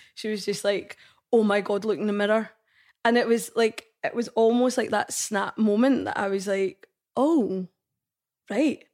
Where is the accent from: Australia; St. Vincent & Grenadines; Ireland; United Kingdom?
United Kingdom; Scotland; I'm Indian, I'm Scottish